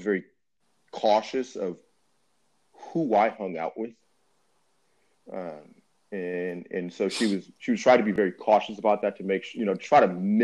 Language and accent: English; Inglewood, California, United States; growing up in Inglewood